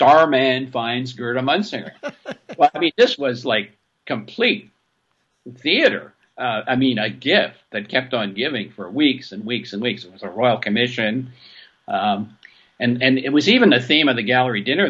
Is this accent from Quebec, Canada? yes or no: yes; Waterloo, Quebec, Canada; moved away; I went back to my hometown in Waterloo